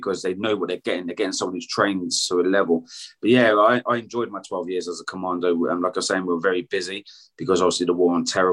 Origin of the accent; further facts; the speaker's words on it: United Kingdom; I'm British.